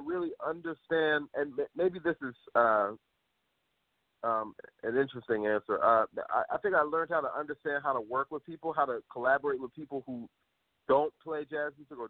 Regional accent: Philadelphia, Pennsylvania, United States; moved away as an adult; also born or lived in Upper Darby / New York; I'm from Philly.

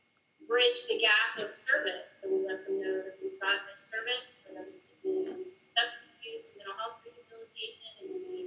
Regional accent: Stone Mountain, Georgia, United States; moved away as an adult; also born or lived in Charlotte, North Carolina; now in Atlanta, United States; I am born and raised in Stone Mountain, Georgia, a little bit outside of Atlanta. Took a whim, moved to Charlotte, Noda

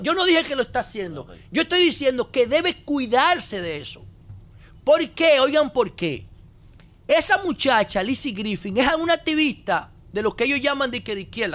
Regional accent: Dominican Republic; estamos haciendo un programa en el corazón legislativo de Nueva York y somos dominicanos

